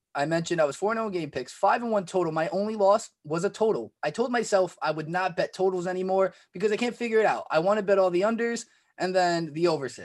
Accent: New York, United States; I'm a New Yorker

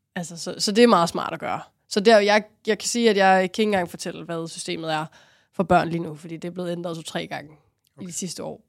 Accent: Rungsted, Capital Region of Denmark, Denmark; i Rungsted, hvor jeg voksede op

